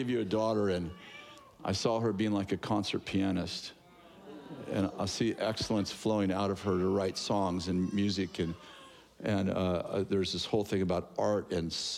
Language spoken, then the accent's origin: English; Sunnyvale, California, United States; moved away as an adult; also born or lived in Lewiston, California; We were born and raised in Sunnyvale, San Jose area